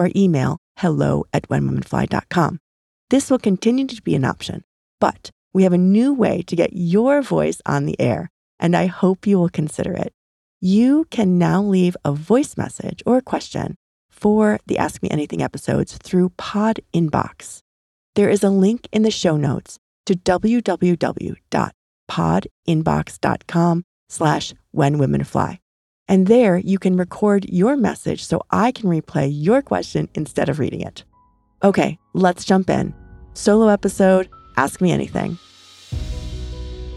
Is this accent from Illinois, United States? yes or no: yes; St. Charles, Illinois, United States; also born or lived in Pennsylvania; I grew up in Illinois, west of Chicago, in a suburb called St. Charles. Solid Midwest upbringing